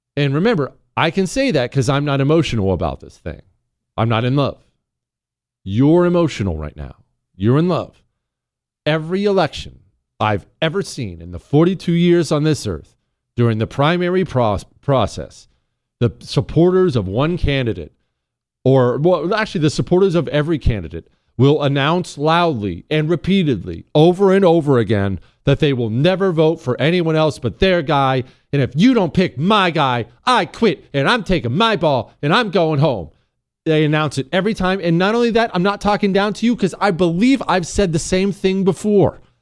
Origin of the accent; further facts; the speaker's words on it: Ohio, United States; I was born in Ohio.